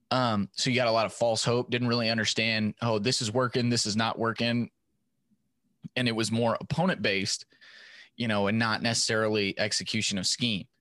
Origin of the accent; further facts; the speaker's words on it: West Texas town near Stephenville, United States; I grew up in a town that, you know, back then was small enough